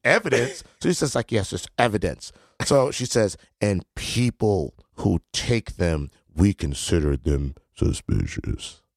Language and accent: English; New Haven, Connecticut, United States; I was born in America, and my passport do say New Haven, Connecticut, United States of America